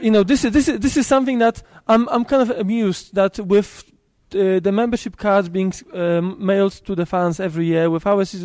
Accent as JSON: {"language": "English", "country": "Poland", "said": "I'm from Poland"}